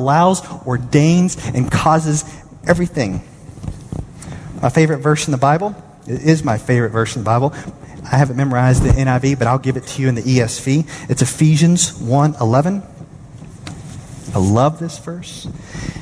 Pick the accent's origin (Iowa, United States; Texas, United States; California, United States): Texas, United States; Dallas; I'm from Dallas.